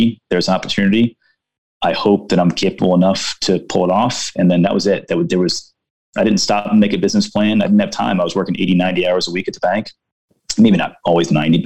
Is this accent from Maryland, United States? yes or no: yes; Baltimore, Maryland, United States; I'm from Baltimore